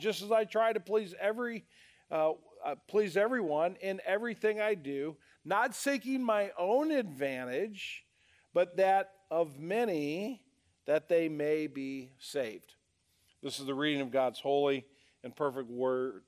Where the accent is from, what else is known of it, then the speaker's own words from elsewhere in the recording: United States; as American citizens